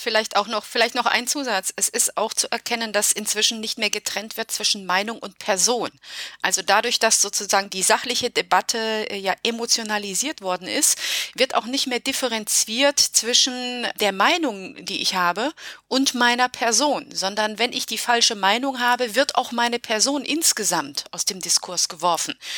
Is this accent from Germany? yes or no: yes; Germany; also born or lived in Romania; Ich bin in Rumänien geboren und bin mit neun Jahren nach Deutschland gekommen